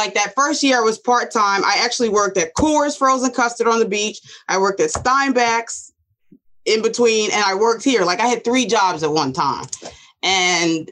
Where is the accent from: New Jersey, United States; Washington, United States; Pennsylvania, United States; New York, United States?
New Jersey, United States; Asbury Park; also born or lived in Neptune, New Jersey; we grew up in Neptune, so we never left Neptune schools